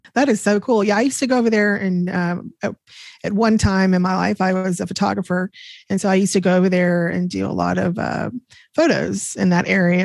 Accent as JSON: {"language": "English", "town": "DeSoto", "region": "Texas", "country": "United States", "tie": "born or raised there", "also_born_or_lived": "Plano, Texas / Glen Heights, Texas", "said": "I grew up in Plano, and I grew up in DeSoto, Glen, uh, DeSoto, Texas."}